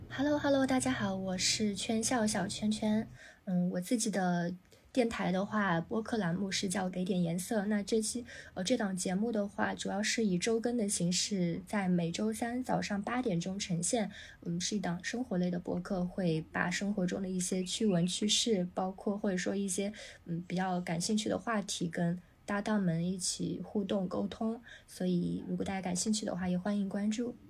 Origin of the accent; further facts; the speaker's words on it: Changsha, Hunan, China; moved away; 我当年是在长沙，因为我老家在长沙